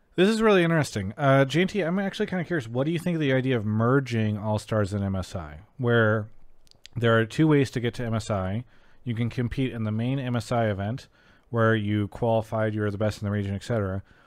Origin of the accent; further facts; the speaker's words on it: San Diego area, California, United States; I'm also from that area